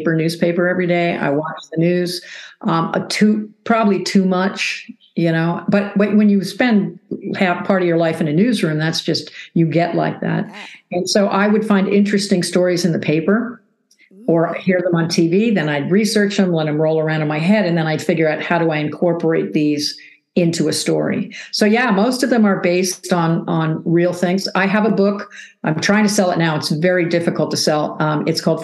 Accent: East Coast, United States; moved away as an adult; now in Arizona, United States; I was from the East Coast.

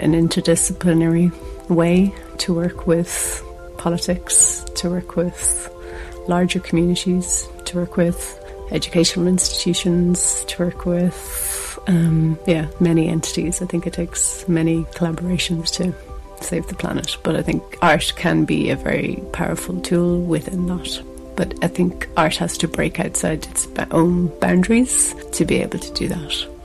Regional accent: Ireland; I'm visiting from Ireland

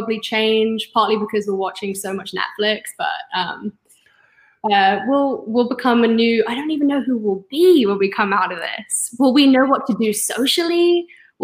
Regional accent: London, United Kingdom; also born or lived in California; now in Oregon-California border, United States; growing up in North London

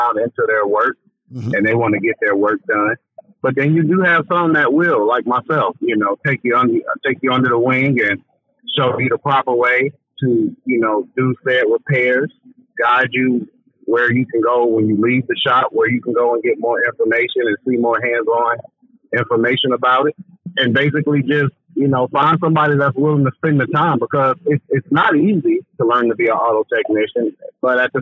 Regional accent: Chicago, Illinois, United States; growing up in Chicago on the South Side

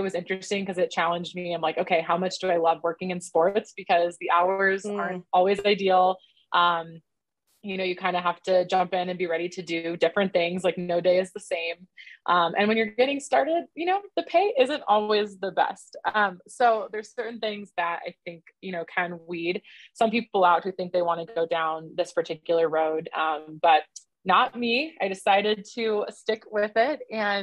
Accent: Southern California, United States; moved away as an adult; also born or lived in East Carolina University, North Carolina; now in Denver, United States; I grew up in Southern California

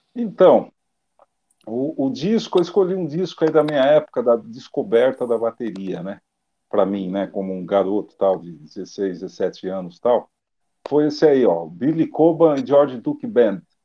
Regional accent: Brazil; como eu sou brasileiro

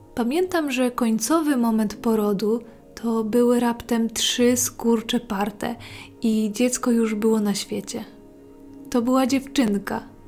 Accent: mountain regions of Poland, Poland; Tam skąd pochodzę, zima była bardzo mroźna, surowa i śnieżna

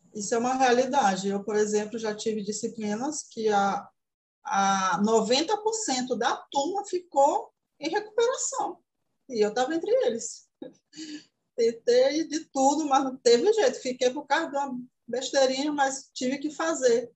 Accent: Tomé-Açu, Pará, Brazil; Sou da cidade de Tomeaçu, interior do Pará, próximo aproximadamente 200 quilômetros de Belém, capital.

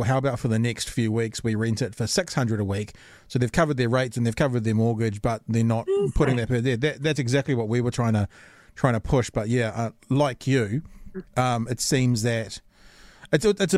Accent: Auckland, New Zealand; also born or lived in Titirangi / Huia; I kind of grew up in Hillsborough and in Mount Roskill, that area

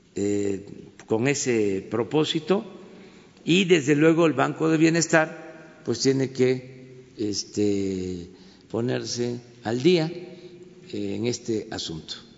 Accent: Mexico; lo que somos los mexicanos, de lo que estamos hechos los mexicanos

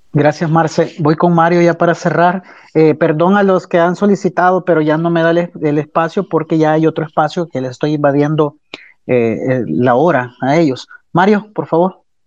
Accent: El Salvador; la moral y la ética que nos caracteriza como salvadoreños

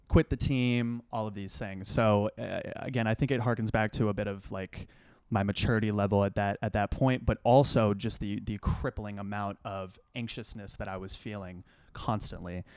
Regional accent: Austin, Texas, United States; moved away as an adult; also born or lived in Los Angeles, California / Ithaca, New York; now in New York City, United States; Dad moved to Austin, Texas. They have better, uh, public schools there. So went to middle school and high school there

